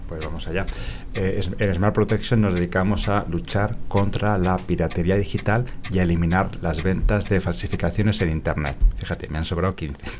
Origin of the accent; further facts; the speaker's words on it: Spain; los españoles que vamos allá